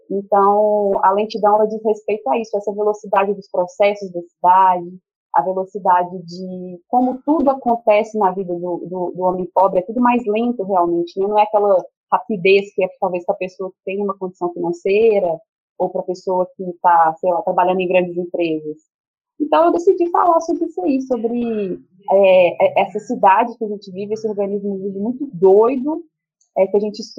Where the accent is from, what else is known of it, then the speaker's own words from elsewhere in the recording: Belo Horizonte, Minas Gerais, Brazil; É, eu sou aqui de Belo Horizonte mesmo